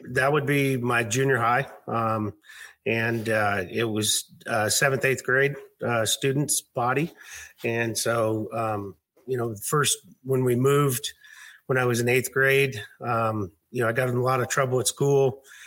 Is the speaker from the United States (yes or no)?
yes; suburb of Seattle, Washington, United States; also born or lived in Fort Smith, Arkansas; I grew up up here in this uh, just a suburb of Seattle